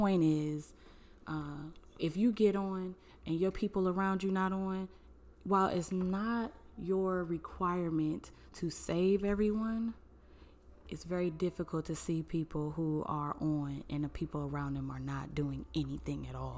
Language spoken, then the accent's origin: English; Cleveland, Ohio, United States; I am from Cleveland